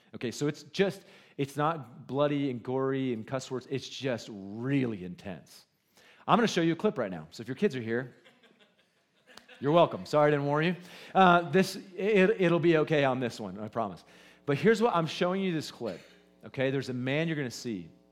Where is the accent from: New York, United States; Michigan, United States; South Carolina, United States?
South Carolina, United States; Goose Creek; now in Cody, United States; I just know that you don't know where Goose Creek is